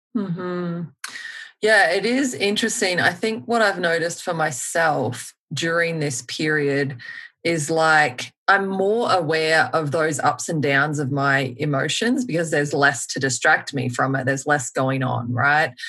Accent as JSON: {"language": "English", "town": "Melbourne", "region": "Victoria", "country": "Australia", "moved": "yes", "lives_now": "United States", "said": "I'm from Melbourne"}